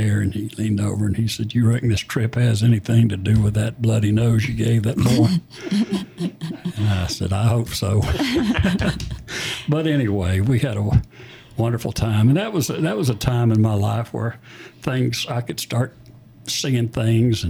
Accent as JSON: {"language": "English", "region": "Alabama", "country": "United States", "tie": "born or raised there", "also_born_or_lived": "Florida / Georgia", "moved": "yes", "lives_now": "Little Rock, United States", "said": "we moved to a little place in Alabama. And she remarried, and I had a stepfather. And we were farmers."}